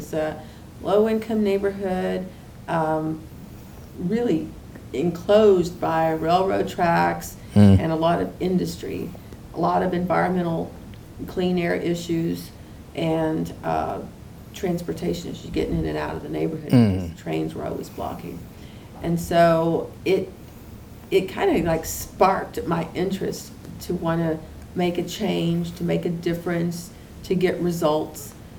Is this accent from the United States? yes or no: yes; Houston, Texas, United States; Right, in the east end of Houston, east end community.